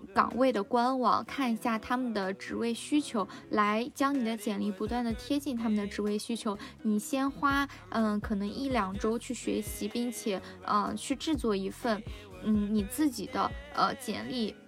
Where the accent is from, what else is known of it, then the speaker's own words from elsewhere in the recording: China; 我们 中国